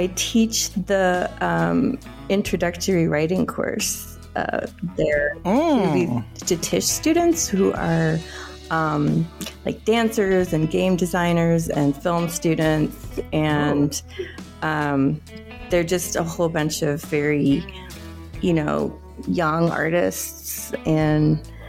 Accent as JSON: {"language": "English", "town": "Philadelphia", "region": "Pennsylvania", "country": "United States", "tie": "born or raised there", "also_born_or_lived": "Togo", "lives_now": "New York, United States", "said": "I grew up in Philadelphia and in Togo in West Africa, but I've been in New York for about, I guess, 21 or 22 years."}